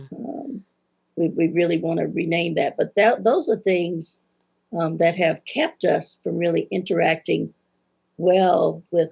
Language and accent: English; Atlanta, Georgia, United States; now in Tuscaloosa, United States; I'm from Atlanta, Georgia